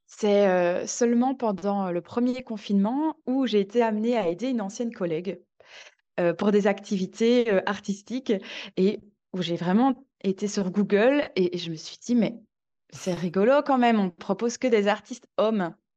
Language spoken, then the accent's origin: French; Belgium; moved away as an adult; now in Marseille, France; je suis belge